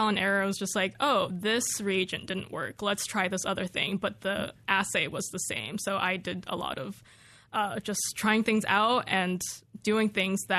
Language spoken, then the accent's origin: English; California, United States; moved away as an adult; now in Corvallis, United States; when I was growing up in California